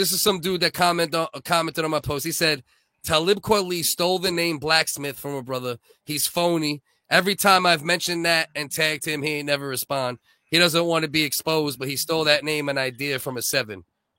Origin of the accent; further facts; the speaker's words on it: United States; now in Canada; I grew up in America